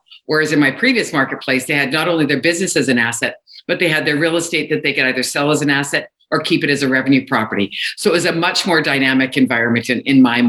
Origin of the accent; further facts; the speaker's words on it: Kelowna, British Columbia, Canada; also born or lived in Alberta; I'm from Kelowna, British Columbia, Canada. But I started my real estate career in Alberta